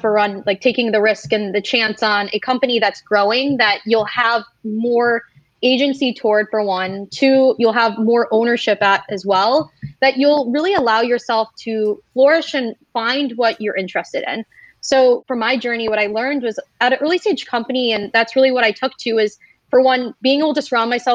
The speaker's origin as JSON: {"language": "English", "region": "Michigan", "country": "United States", "moved": "yes", "said": "a lot of my story starts back in Michigan. I came from the Midwest"}